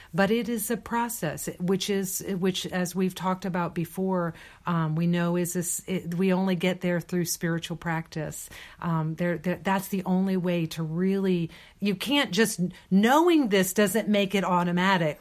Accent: Deep South, United States; I, uh, was born and raised in India. Uh, uh, me here in the Deep South

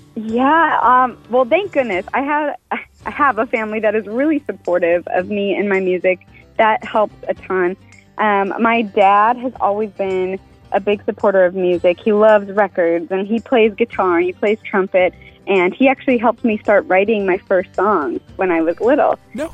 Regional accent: Fargo, North Dakota, United States; now in Nashville, United States; I'm from Fargo, and I grew up in Fargo

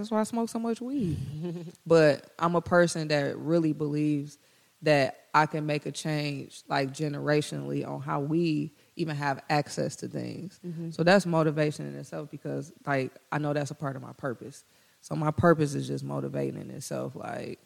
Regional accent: Detroit, Michigan, United States; those who were born and raised in Detroit and like me, like, I could have spent my money buying property anywhere else, but I did it in Detroit, and they still giving me a hassle when I'm from here

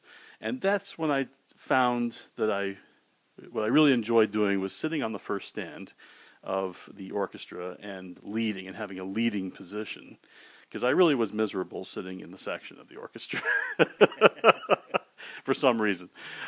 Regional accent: Edmonton, Alberta, Canada; also born or lived in New York; I was born in New York Hospital, and shortly after that, my father got a position up in University of Alberta in Edmonton.

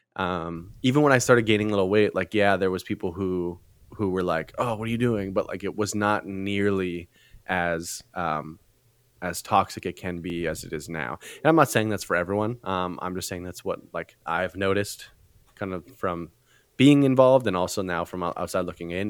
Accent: Canada; moved away as an adult; now in California, United States; I am Canadian

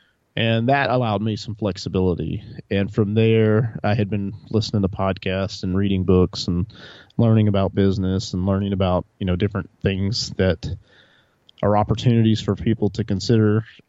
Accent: Montgomery, Alabama, United States; also born or lived in Texas / Tennessee / North Carolina / New England; I originally grew up in Montgomery, Alabama.

